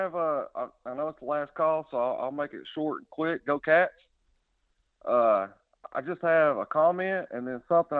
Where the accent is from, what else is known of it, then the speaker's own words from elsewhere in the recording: Middlesboro, Kentucky, United States; I'm also from Middlesboro.